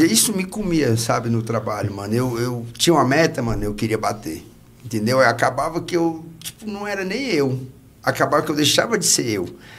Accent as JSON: {"language": "Portuguese", "town": "Gama", "region": "Federal District", "country": "Brazil", "tie": "born or raised there", "said": "Nasci aqui. Nasci no Gama"}